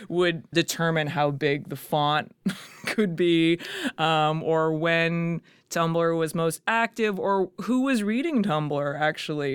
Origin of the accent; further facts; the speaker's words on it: Calgary, Alberta, Canada; moved away as an adult; also born or lived in Kingston / Edmonton / New York; now in Toronto, Canada; growing up in Calgary, I was always, like, it's very conservative.